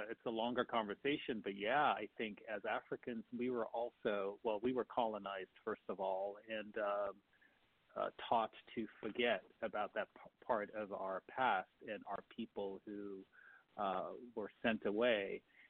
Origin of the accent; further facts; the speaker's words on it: Kumasi, Ashanti, Ghana; moved away as an adult; Grew up in Kumasi myself. I grew up in Kumasi and love being there. It's like this quiet-ish place that doesn't change a lot